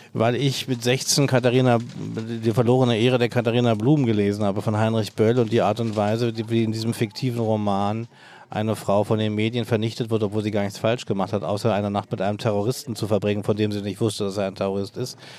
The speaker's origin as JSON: {"language": "German", "region": "Berlin", "country": "Germany", "tie": "born or raised there", "said": "seit meiner Jugend als Berliner, Westberliner Jugendlicher"}